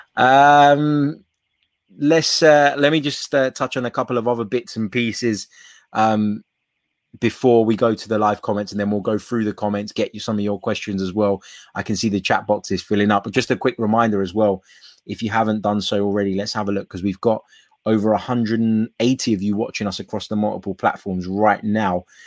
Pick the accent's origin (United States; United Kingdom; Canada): United Kingdom; England; I was raised and born in England